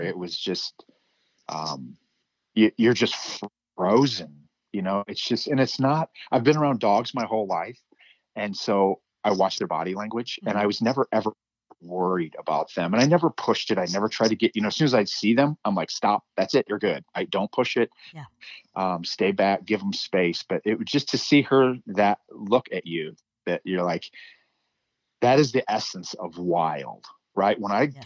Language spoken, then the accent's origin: English; Midwest, United States; now in Montana, United States; growing up in the Midwest, I had a, a doll, Wolfie, that I grew up